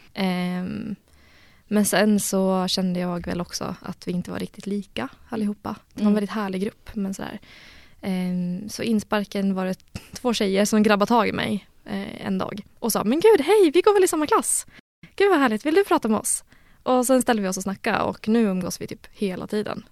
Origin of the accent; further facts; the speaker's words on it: Gävle, Gävleborg County, Sweden; moved away as an adult; now in Uppsala, Sweden; jag är från Gävle egentligen